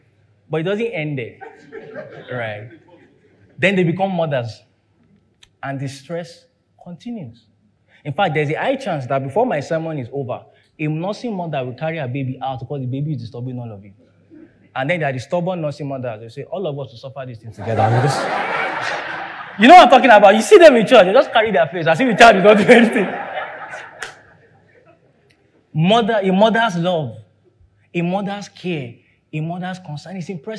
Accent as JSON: {"language": "English", "region": "London", "country": "United Kingdom", "tie": "born or raised there", "said": "because I grew up in London, that's why I experienced this."}